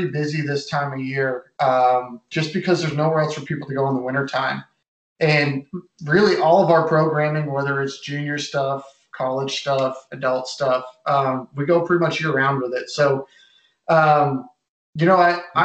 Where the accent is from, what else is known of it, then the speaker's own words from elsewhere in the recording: Massachusetts, United States; moved away; I grew up in Massachusetts